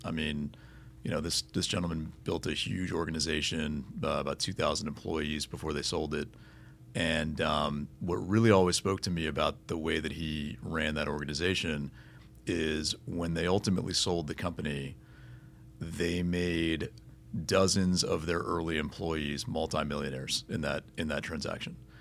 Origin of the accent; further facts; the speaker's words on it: Miami, Florida, United States; native South Floridian and from you know from Miami and growing up on Miami Heat basketball